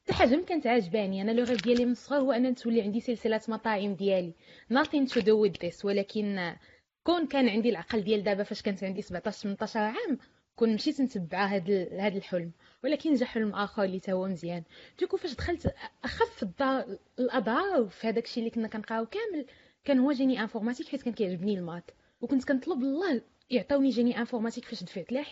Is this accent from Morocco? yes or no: yes; Khouribga, Béni Mellal-Khénifra, Morocco; انا من مدينه اللي هي صغيره من خريبكا ما كاين لا انفورماتيك لا والو